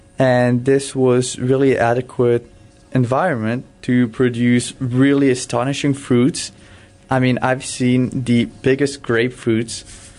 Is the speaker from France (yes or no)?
yes; France; also born or lived in Cameroon; I was born in Cameroon. I lived there just for 1 year. I don't have any memories. That's where I was born due to medical reasons. It's a harsh climate over there. Mm. My parents decided to move back to France